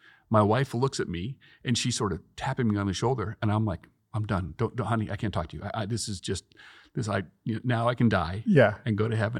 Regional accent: Boston, Massachusetts, United States; moved away; grew up in the Boston area.

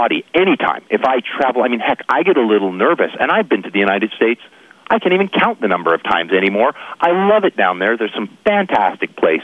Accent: British Columbia, Canada; I'm from British Columbia

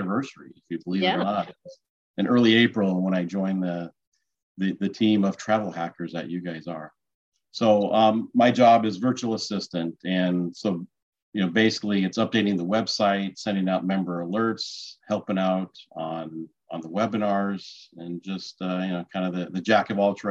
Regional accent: Phoenix, Arizona, United States; also born or lived in Los Angeles / San Diego; So I was born and raised in Phoenix and pretty much lived in Phoenix for most of my life.

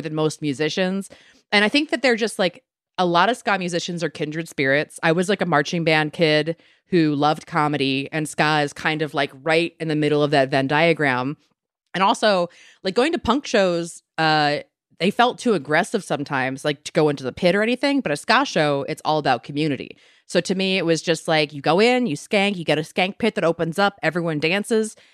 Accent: Maryland, United States; moved away; I'm from Maryland originally

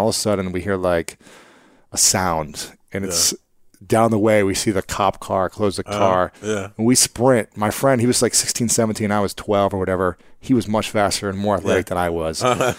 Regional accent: Delaware, Ohio, United States; I was in Delaware, Ohio, where I grew up in Ohio, small town, north of Columbus.

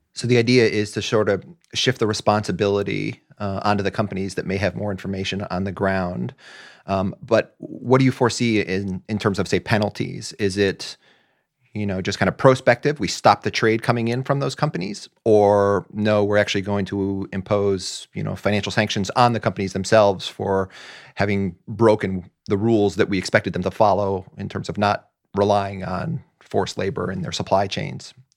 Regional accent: United States; as a non-European, as an American

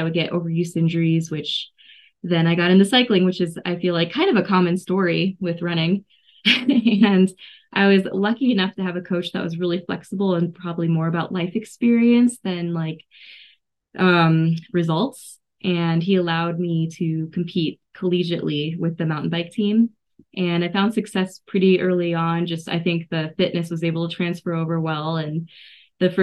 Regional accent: Boulder, Colorado, United States; also born or lived in Illinois; now in Grand Junction, United States; Yeah, I grew up in Boulder.

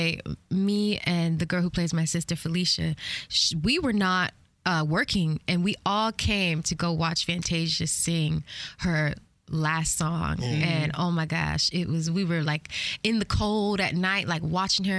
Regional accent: Atlanta, Georgia, United States; I'm from Atlanta

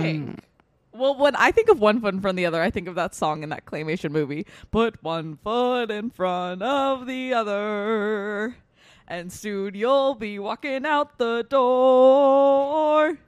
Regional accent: Westchester, New York, United States; we're all fucking from Westchester

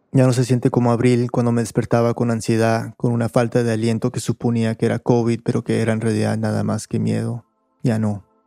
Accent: the southern United States, United States; moved away as an adult; also born or lived in Peru; now in New York, United States; Crecí en un suburbio tranquilo de una ciudad tranquila en el sur de los Estados Unidos

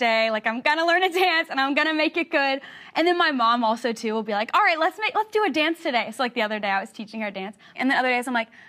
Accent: the South, United States; I'm from the South

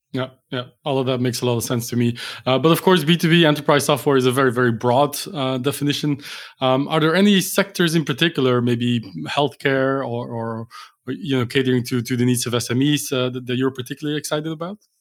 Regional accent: Belgium; Belgium, uh, which is for my home country

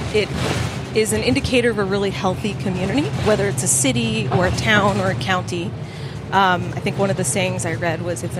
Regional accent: New Jersey, United States; moved away as an adult; now in Greenville, United States; I am originally from New Jersey. I moved here at the end of 2019.

